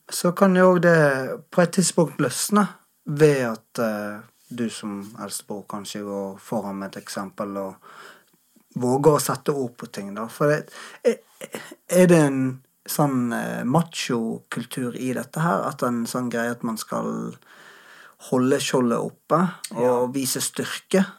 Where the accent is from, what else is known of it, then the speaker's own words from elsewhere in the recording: Bergen, Vestland, Norway; jeg er bergenser